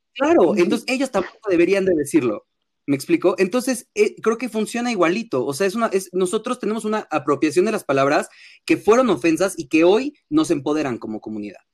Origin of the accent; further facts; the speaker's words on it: Mexico; accent: fresa, cantadito; regresé a México hablando como yucateco, pero mal